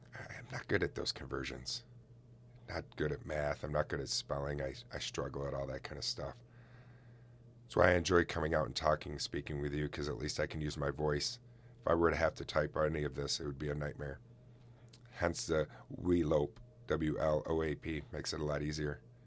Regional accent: Oswego, New York, United States; my hometown

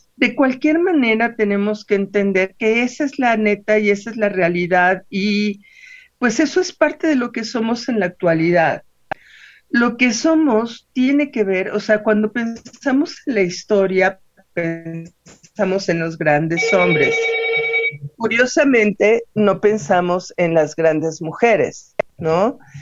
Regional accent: Mexico; a nosotros como eh, novohispanos primero y como mexicanos después

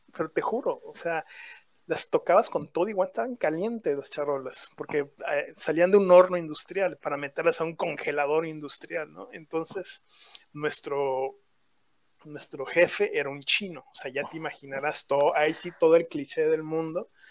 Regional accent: Mexico; also born or lived in Toronto; yo ese día decidí regresarme a México

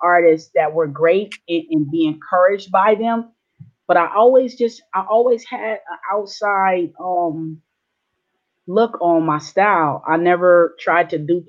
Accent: San Diego, California, United States; also born or lived in Long Beach, California / Orange County, California; I was born in San Diego, California. I lived a few years of my life in Long Beach and Orange County. Majority of my life raised in San Diego, Southeast San Diego

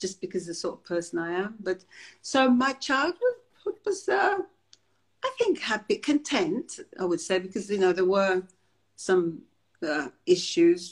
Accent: London, United Kingdom; also born or lived in Jamaica / Willesden / Shepherd's Bush; I was brought up in the family home in Wembley, opposite Wembley Stadium.

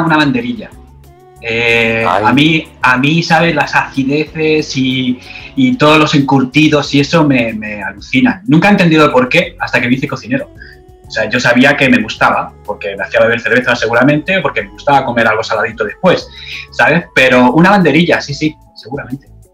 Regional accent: Madrid, Community of Madrid, Spain; now in Australia; en Madrid, de donde yo soy

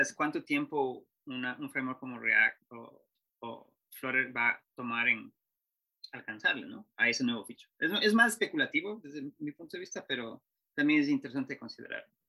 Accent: Ecuador; yo soy de Ecuador

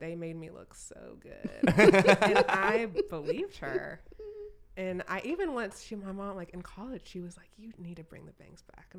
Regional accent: Texas, United States; also born or lived in Florida; But I wasn't, my parents weren't from here, which is why I say I don't have an accent. Even though I grew up in Texas.

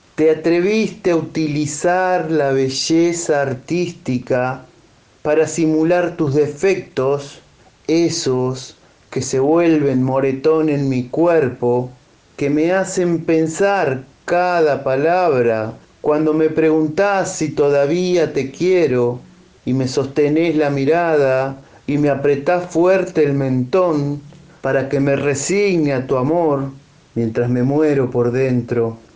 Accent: Chivilcoy, Buenos Aires Province, Argentina; soy de Chivilcoy, provincia de Buenos Aires

